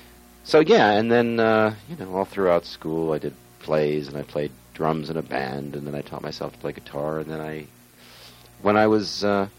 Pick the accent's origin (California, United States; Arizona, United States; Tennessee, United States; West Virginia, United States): California, United States; Beverly Hills; moved away as an adult; also born or lived in New York / Long Island, New York; now in London, United Kingdom; I was born in New York, raised in Beverly Hills, lived in New York, and then for the last 20 years I've been living in London, England.